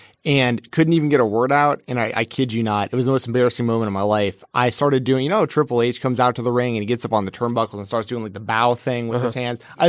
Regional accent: Marietta, Georgia, United States; Me too. I'm from Marietta.

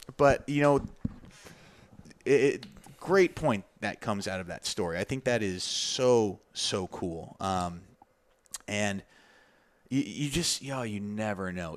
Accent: Tucson, Arizona, United States; my hometown, Tucson, Arizona.

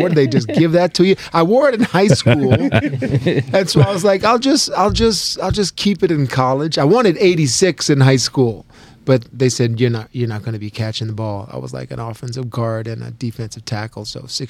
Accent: Arizona, United States; Yeah, they formed a cactus package because I was from Arizona.

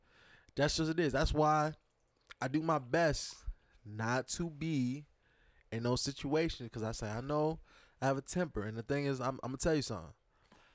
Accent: North Carolina, United States; I'm from Little Old North Carolina

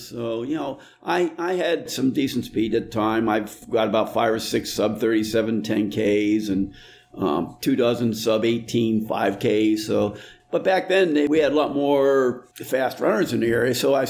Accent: Northeastern Ohio, United States; also born or lived in central Pennsylvania; Northeastern Ohio. I was born in central Pennsylvania, but parents moved out when I was a baby, and we kept on going back there for visiting and camping and stuff, so I still consider myself a Pennsylvanian in some respects.

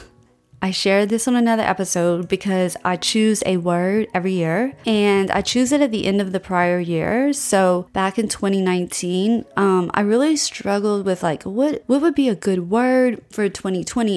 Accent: Louisiana, United States; We're from Louisiana

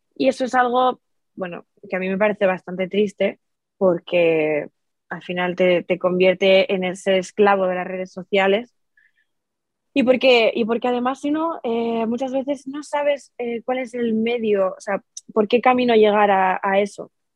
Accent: Spain; en mi país, aquí en España

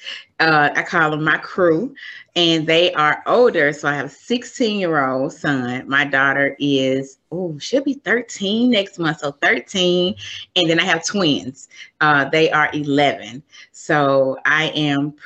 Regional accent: Memphis, Tennessee, United States; moved away as an adult; now in Maryland, United States; I am originally from Memphis, Tennessee. I currently live in Maryland.

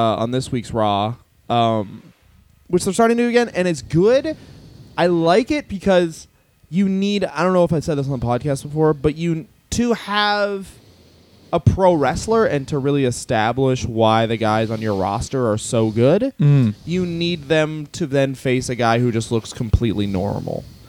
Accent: Canada; we're Canadian

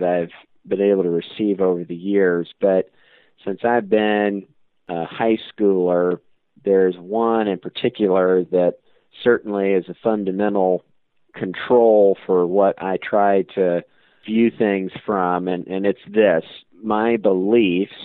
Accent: Auburn, Indiana, United States; growing up in Auburn, Indiana, I've always been around collector cars

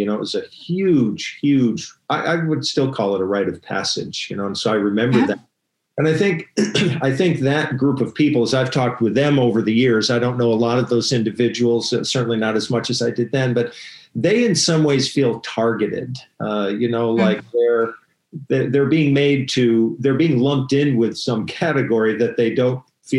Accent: Vermont, United States; I'm calling back on personal experience a little bit. I grew up

